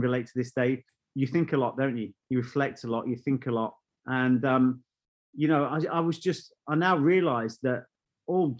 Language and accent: English; Burton-on-Trent, West Midlands, United Kingdom; moved away; I was brought up in Burton-on-Trent as a kid.